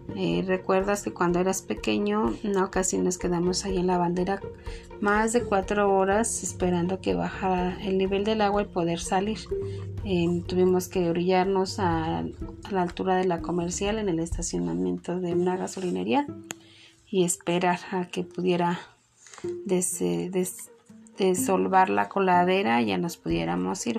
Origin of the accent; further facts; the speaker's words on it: Mexico; nosotros como mexicanos